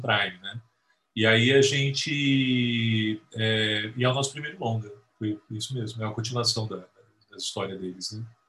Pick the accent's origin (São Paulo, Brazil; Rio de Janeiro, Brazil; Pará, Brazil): São Paulo, Brazil; Santo André; lá na galáxia distante de Santo André, que é onde eu nasci